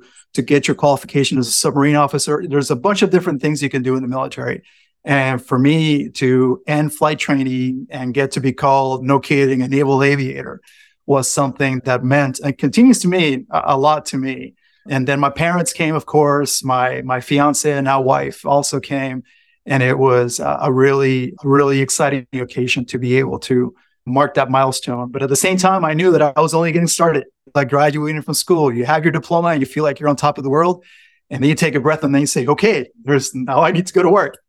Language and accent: English; San Juan, Puerto Rico; moved away as an adult; I grew up in San Juan, Puerto Rico.